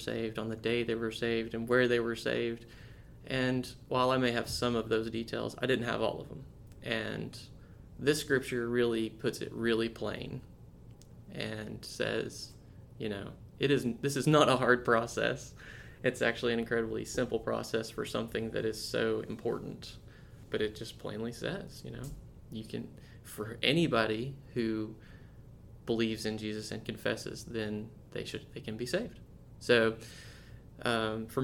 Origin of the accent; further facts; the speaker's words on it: East Tennessee, United States; I am from the Eastern Tennessee region